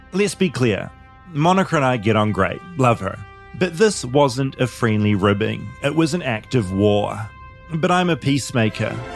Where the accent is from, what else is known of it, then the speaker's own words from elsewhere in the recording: New Zealand; in New Zealand, we say math